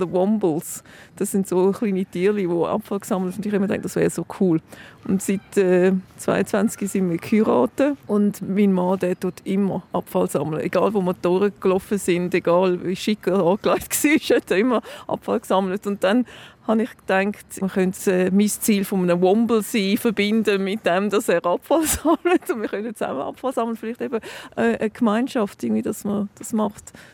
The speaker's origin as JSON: {"language": "German", "region": "London", "country": "United Kingdom", "tie": "born or raised there", "second_language": "German", "moved": "yes", "lives_now": "Zurich, Switzerland", "said": "Ich bin in London aufgewachsen"}